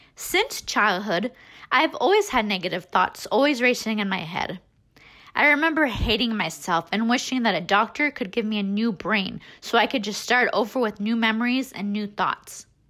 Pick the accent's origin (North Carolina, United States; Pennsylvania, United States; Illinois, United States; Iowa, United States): Iowa, United States; Des Moines; I was born and raised in Des Moines